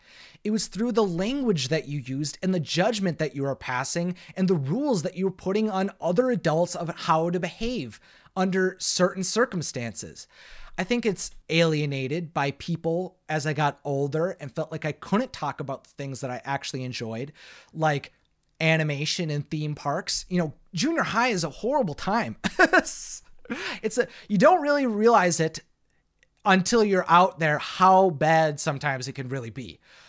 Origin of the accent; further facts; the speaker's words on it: Florida, United States; So I'm not too surprised that growing up in the Central Florida area